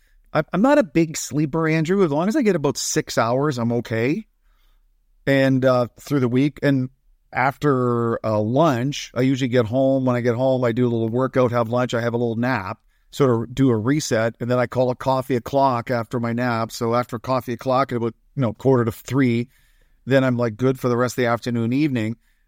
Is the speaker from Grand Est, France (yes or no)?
yes; Verdun, Grand Est, France; born there; also born or lived in Lahr, Germany; So I was born in France, and we lived in France for about a year and a bit. And then my father got transferred to Lahr, Germany.